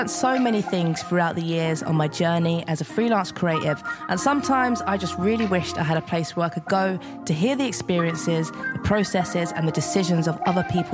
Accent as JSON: {"language": "English", "region": "London", "country": "United Kingdom", "tie": "born or raised there", "said": "I grew up in Southeast London"}